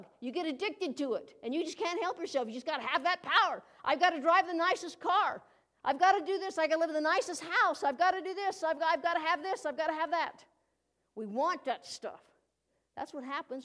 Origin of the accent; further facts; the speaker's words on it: United States; as an American citizen